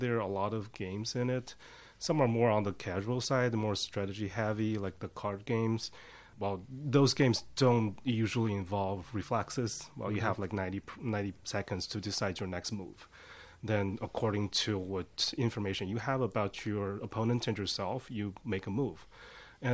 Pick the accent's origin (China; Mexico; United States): China; moved away; I'm from China.